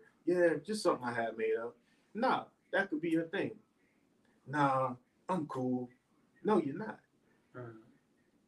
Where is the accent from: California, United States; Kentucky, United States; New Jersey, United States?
New Jersey, United States; growing up in Jersey